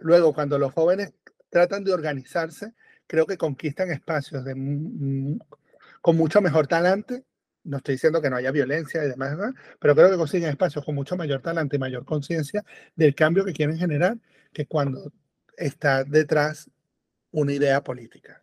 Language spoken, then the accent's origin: Spanish; Venezuela; moved away as an adult; also born or lived in Europe; yo nací en Venezuela. Que nací, crecí en Venezuela. mitad de mi vida fue Venezuela